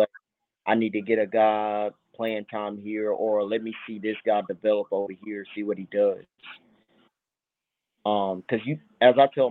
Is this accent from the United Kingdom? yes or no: no; Sumrall, Mississippi, United States; I'm from Summerall, born and raised